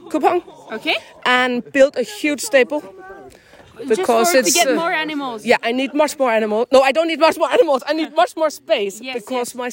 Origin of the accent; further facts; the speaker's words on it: Denmark; English is a second language; moved away as an adult; now in Iceland; I'm born and raised in Denmark, and I'm an agriculture economist.